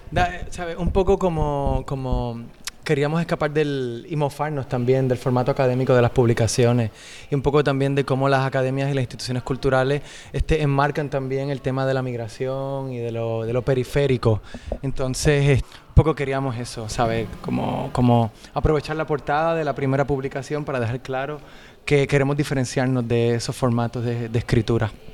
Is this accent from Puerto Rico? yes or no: yes; Puerto Rico; moved away as an adult; now in Spain; Yo me fui de Puerto Rico